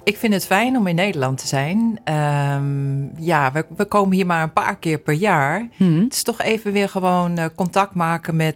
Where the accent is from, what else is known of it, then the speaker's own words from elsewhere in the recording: Sudan; now in Netherlands; Ik kom uit Soedan. Ja. En eh, ja, de gemiddelde temperatuur is daar toch wel zo'n 35 graden.